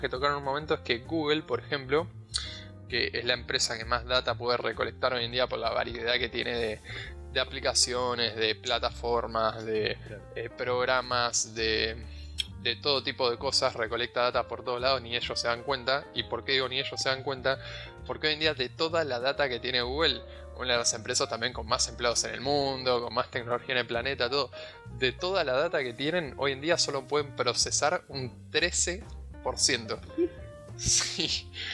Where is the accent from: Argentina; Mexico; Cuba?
Argentina